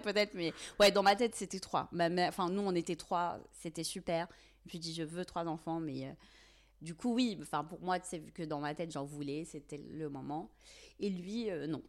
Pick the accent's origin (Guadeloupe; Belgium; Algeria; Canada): Algeria; Tizi Ouzou, Tizi Ouzou Province; moved away as an adult; now in France; je suis née en Algérie et j'ai grandi, vécu là-bas pendant plusieurs années. Euh, exactement à Tizi Ouzou, en Kabylie, en Algérie.